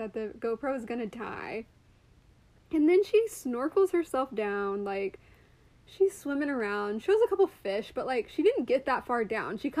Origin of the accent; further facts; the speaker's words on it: Arkansas, United States; I grew up in Arkansas